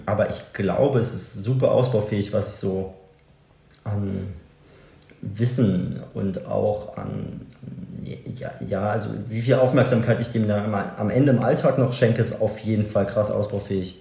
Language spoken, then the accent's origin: German; Berlin, Germany; also born or lived in Neubrandenburg, Mecklenburg-Vorpommern; dann sind wir irgendwie nach Berlin gezogen